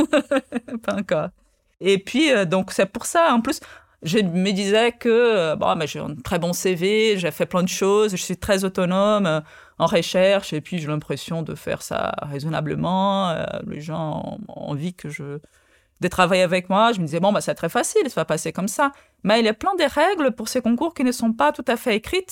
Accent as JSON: {"language": "French", "region": "Rio de Janeiro", "country": "Brazil", "tie": "born or raised there", "first_language": "Portuguese", "second_language": "French", "moved": "yes", "lives_now": "France", "said": "je suis né au Brésil"}